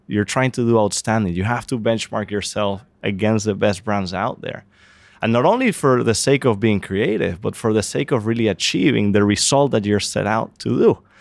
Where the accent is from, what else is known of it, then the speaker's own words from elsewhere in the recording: Venezuela; moved away; I'm from Venezuela